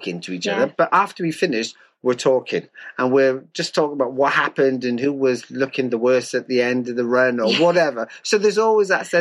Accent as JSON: {"language": "English", "region": "Wales", "country": "United Kingdom", "said": "I'm a Welshman"}